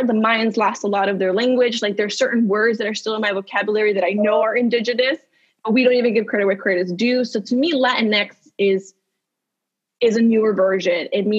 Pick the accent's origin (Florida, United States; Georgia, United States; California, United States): California, United States; Los Angeles; also born or lived in Spain; because I'm not Mexican, even though I grew up in Los Angeles